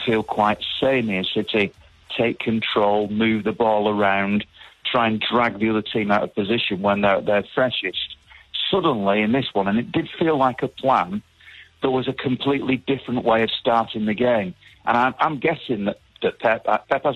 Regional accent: Manchester, North West England, United Kingdom; growing up as a City fan, being a Mancunian

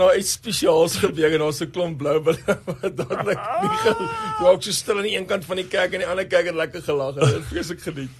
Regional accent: Namibia; moved away; also born or lived in Johannesburg / Bloemfontein; ek het groot geword in Namibië. Voordat ek die wysheid gehad het om te gaan studeer in Bloemfontein, het ek eers in Namibië groot geword en toe nou later in Johannesburg

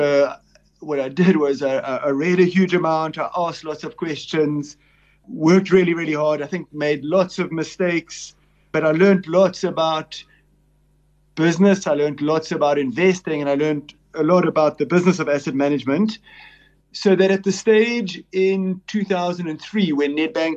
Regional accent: Cape Town, Western Cape, South Africa; I'm a Cape Town born and bred

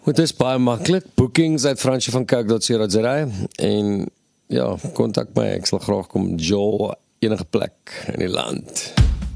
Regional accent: Western Cape, South Africa; ons kom van die Kaap af

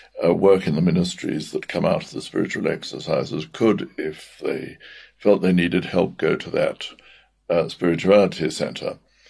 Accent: Cape Town, Western Cape, South Africa; moved away as an adult; also born or lived in Grahamstown, South Africa / Scotland; now in United Kingdom; I am in fact South African born. I was born in Cape Town and went to school at St. Aidan's College in Grahamstown

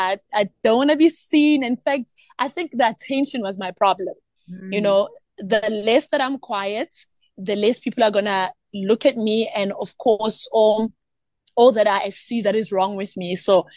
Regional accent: Eskalwini, KwaZulu-Natal, South Africa; born there; also born or lived in Eastern Cape; I was born in Eskalwini, and I had the privilege actually to grow up in different provinces. I actually even grew up in Eastern Cape

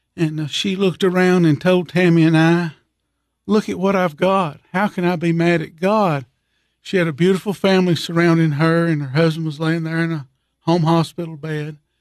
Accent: Monterey, Tennessee, United States; I grew up in Monterey my whole life other than when I was in school

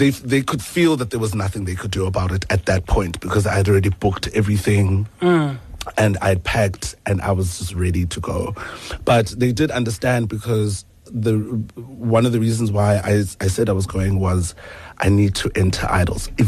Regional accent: Port Elizabeth, Eastern Cape, South Africa; now in Johannesburg, South Africa; So I was born in Port Elizabeth

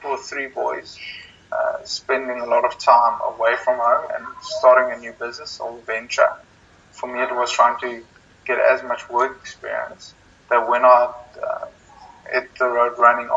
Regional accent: South Africa; moved away as an adult; also born or lived in London; as a South African

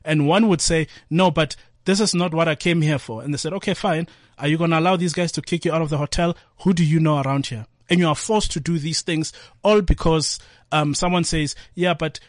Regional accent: Atteridgeville, Gauteng, South Africa

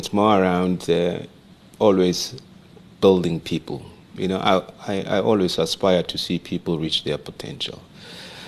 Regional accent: Rustenburg, North West, South Africa; I was born and raised in Rustenburg in the Northwest

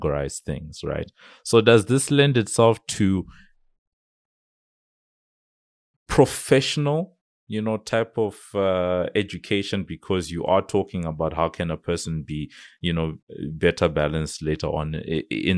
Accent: Zimbabwe; When I grew up in Zimbabwe

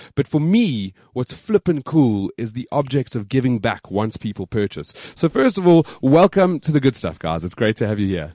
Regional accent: South Africa; being South African

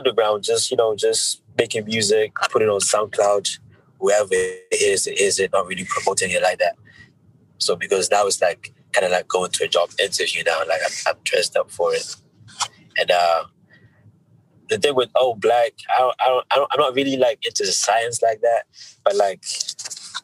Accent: Zimbabwe; born or raised there; now in United Kingdom

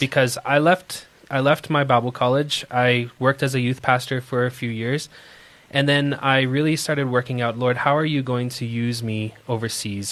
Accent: Moncton, New Brunswick, Canada; moved away as an adult; now in South Africa; a little province called New Brunswick and an even tiny city called Moncton. And that's where I grew up most of my life

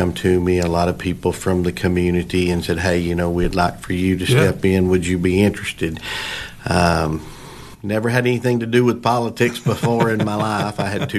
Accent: Monterey, United States; Well, I grew up in Monterey, and I'd moved away, was gone for about 18 years, just moved back

